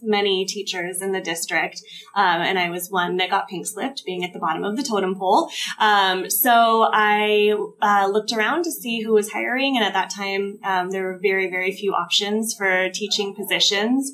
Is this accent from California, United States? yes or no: yes; Ventura County, California, United States; moved away as an adult; also born or lived in Southern Orange County; we moved back to Ventura County, which is where we're both from